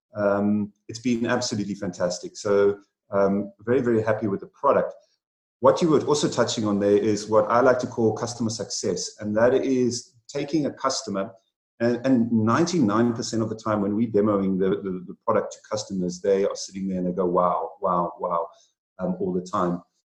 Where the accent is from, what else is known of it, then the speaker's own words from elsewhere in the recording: South Africa; also born or lived in United Kingdom; about five years ago, I returned back to my home country, South Africa